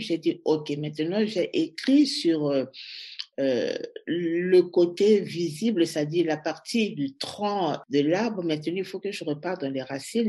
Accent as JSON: {"language": "French", "region": "Brazzaville", "country": "Republic of the Congo", "tie": "born or raised there", "also_born_or_lived": "Leipzig, Germany / Berlin, Germany / France", "moved": "as an adult", "lives_now": "Brussels, Belgium", "said": "Je suis née à Brazzaville."}